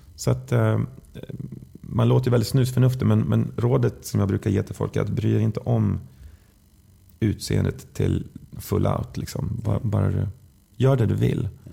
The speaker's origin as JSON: {"language": "Swedish", "area": "Västergötland", "region": "Västra Götaland", "country": "Sweden", "said": "Vi är västgötar båda två"}